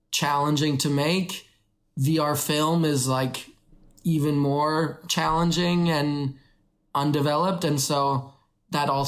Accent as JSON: {"language": "English", "country": "Canada", "tie": "born or raised there", "also_born_or_lived": "Kenya / Vancouver, Canada", "moved": "as an adult", "lives_now": "China", "said": "I was born in Kenya, grew up in Canada."}